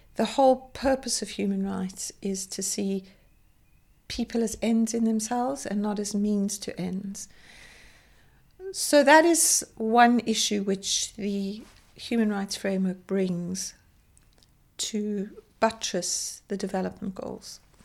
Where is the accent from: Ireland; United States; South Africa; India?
South Africa; growing up in South Africa in the height of apartheid